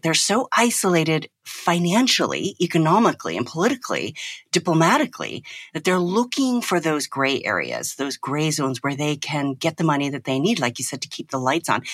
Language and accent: English; United States; as an American